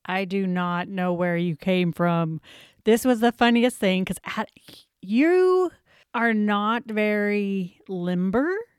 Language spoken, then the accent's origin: English; the South, United States; we're from the South